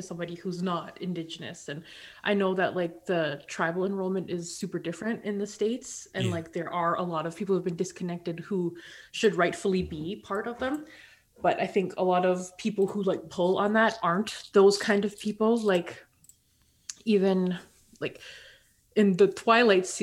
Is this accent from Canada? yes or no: yes; Steinbach, Manitoba, Canada; I grew up in Steinbeck